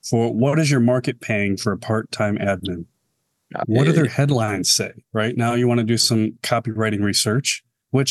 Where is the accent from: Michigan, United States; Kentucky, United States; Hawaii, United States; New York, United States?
Michigan, United States; moved away; I'm originally from Michigan